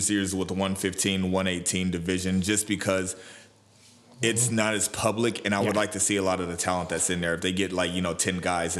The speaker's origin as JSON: {"language": "English", "region": "Virginia", "country": "United States", "said": "Because everybody knows that I'm from Virginia."}